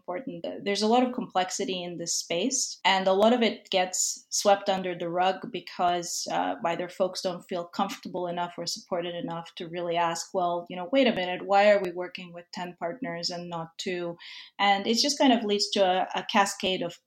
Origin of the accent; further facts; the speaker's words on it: Serbia; now in New York, United States; I'm originally from Serbia. But I've been a New Yorker for a really, really long time